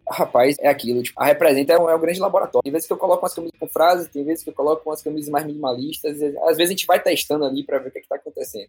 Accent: Bahia, Brazil; eu sou, sou baiano, sou feliz demais de ter nascido aqui na Terrinha.

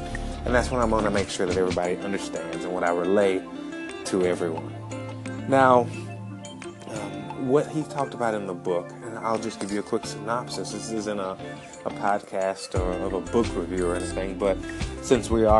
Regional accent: Alabama, United States; moved away as an adult; also born or lived in Atlanta, Georgia; now in San Diego, United States; I'm from Alabama

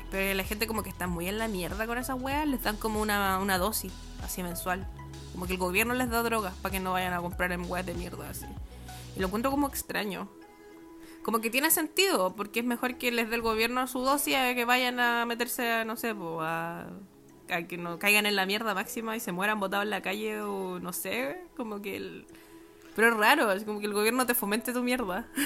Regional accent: Argentina; born there; yo nací en las Argentinas, mis papás se fueron a vivir a Argentina

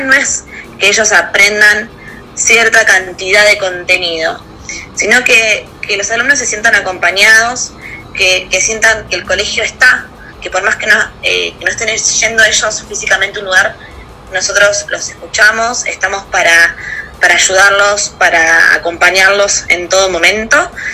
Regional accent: Pinamar, Buenos Aires Province, Argentina; moved away as an adult; now in Buenos Aires, Argentina; soy nacida en Pinamar en el año 1990 allá en Pina hice toda mi escuela primaria y secundaria

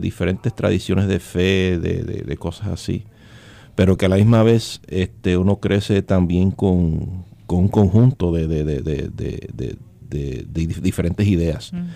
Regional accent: New York City, New York, United States; yo soy un jíbaro de Brooklyn, New York. Eh, nacido y criado allá

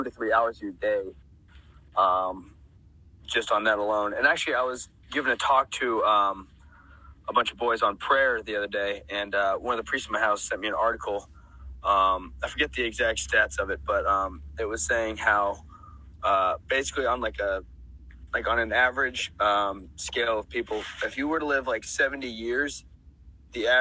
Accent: South Carolina, United States; now in Atlanta, United States; I'm originally from South Carolina, so it's pretty warm there, like, year round

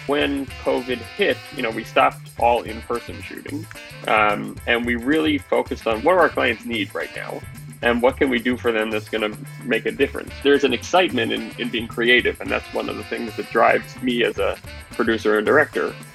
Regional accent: New York City, New York, United States; I grew up in Manhattan

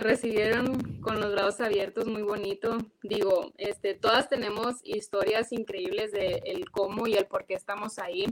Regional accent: Mexico; moved away as an adult; now in United States; estoy muy orgullosa de, mi país, de mi, herencia, de dónde vengo, de quién soy, pues mujer mexicana

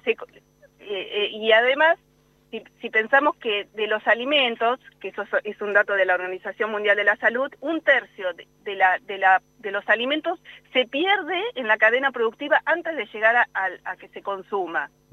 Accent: Buenos Aires, Argentina; moved away as an adult; now in La Pampa, Argentina; yo soy de Buenos Aires, hice mi doctorado allá

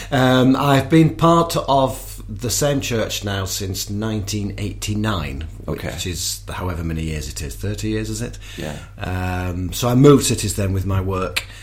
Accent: England, United Kingdom; uh, I'm a Brit, and uh

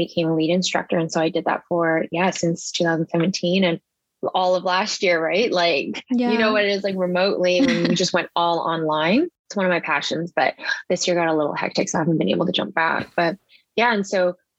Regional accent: Vancouver, British Columbia, Canada; I'm local from Vancouver. I've lived here my whole life

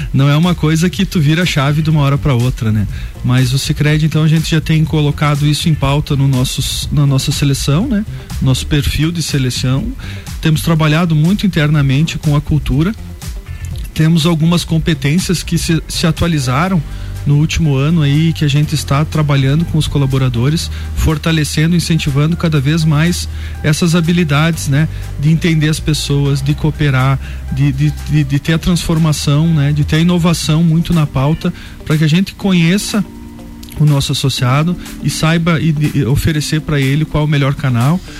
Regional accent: Bom Jesus, Rio Grande do Sul, Brazil; moved away as an adult; now in Lages, Brazil; sou natural aqui da vizinha Bom Jesus

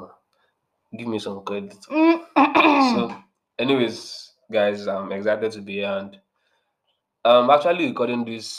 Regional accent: Nigeria; as a Nigerian person that went to a Nigerian public school, public school, university rather

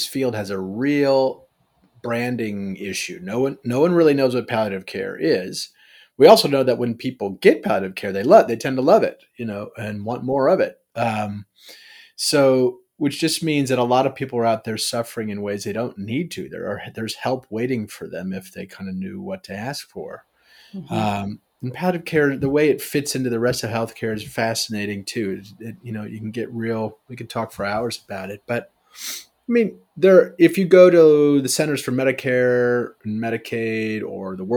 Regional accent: Chicago, Illinois, United States; I'm from Chicago.

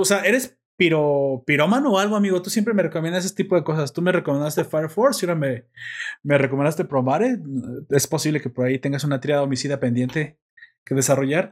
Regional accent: Mexico; yo soy mexicano

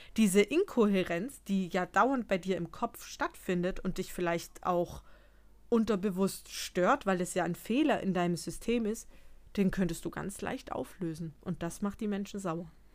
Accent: Bavaria, Germany; bei uns in Bayern

